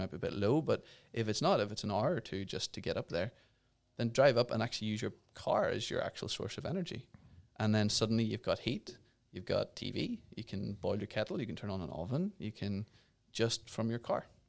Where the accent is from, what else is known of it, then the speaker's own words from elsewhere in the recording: Ireland; I'm from Ireland